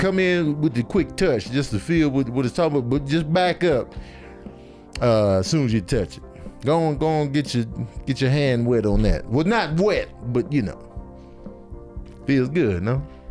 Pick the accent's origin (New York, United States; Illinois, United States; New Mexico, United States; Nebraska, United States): Illinois, United States; Chicago; also born or lived in Grand Rapids, Michigan; I was born in Grand Rapids, and then we immediately went back to Chicago